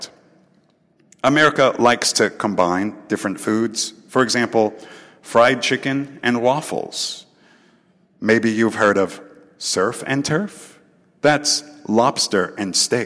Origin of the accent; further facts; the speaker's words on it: Texas, United States; I am from Texas, and we have our own Texas-style barbecue